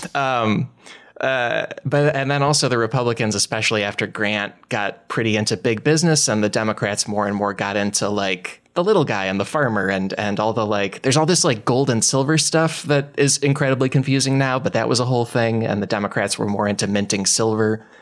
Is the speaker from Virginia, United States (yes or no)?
no; Glen Ellyn, Illinois, United States; I'm from, uh, it's Glen Allen, Illinois. It's in DuPage County